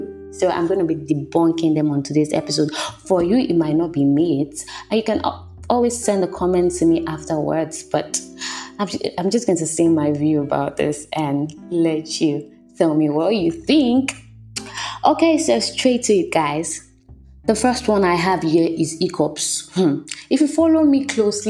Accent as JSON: {"language": "English", "country": "Nigeria", "tie": "born or raised there", "said": "growing up in Nigeria as a child"}